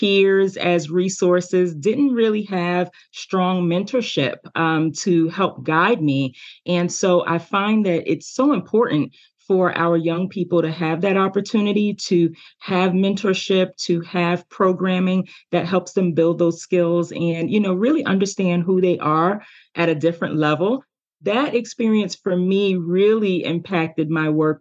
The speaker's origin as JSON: {"language": "English", "town": "New York City", "region": "New York", "country": "United States", "tie": "born or raised there", "said": "I grew up in New York City in, you know, a very underserved community"}